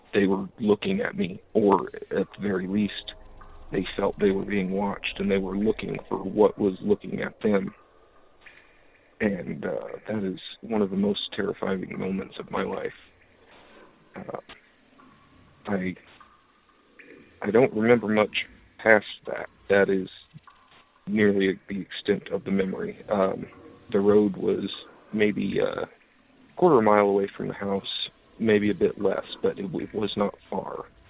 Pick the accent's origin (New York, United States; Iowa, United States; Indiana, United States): Iowa, United States; I'm from Iowa. I grew up on a road named Stony Hollow